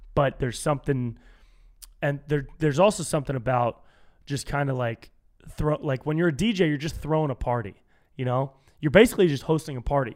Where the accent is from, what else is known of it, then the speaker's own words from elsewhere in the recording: Davis, California, United States; now in Los Angeles, United States; my hometown up in Davis